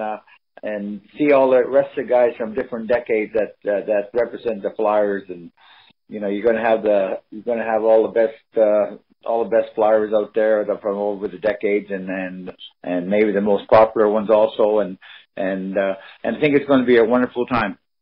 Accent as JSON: {"language": "English", "town": "Cherry Hill", "region": "New Jersey", "country": "United States", "tie": "born or raised there", "said": "everybody that we grew up together in Cherry Hill"}